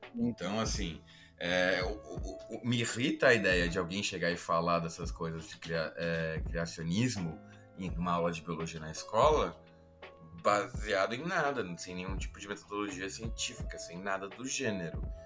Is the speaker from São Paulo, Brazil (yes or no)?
yes; São Paulo, Brazil; eu sou de São Paulo, nascido em casa em São Paulo, mas a família do meu pai é de uma cidade do interior de São Paulo, interior paulista, chamada Araras